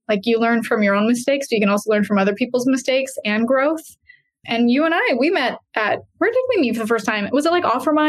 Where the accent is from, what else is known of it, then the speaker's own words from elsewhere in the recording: Canada; now in Boise, United States; The weather is great. It's a lot different than Canada. People make fun of my accent all the time.